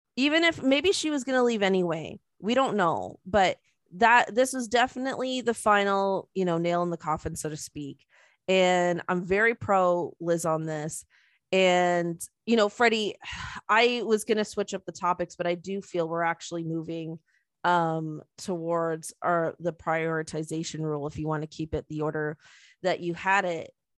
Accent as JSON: {"language": "English", "country": "Canada", "said": "we're Canadian and, like, yes, we're, we're patriotic and we love Canada."}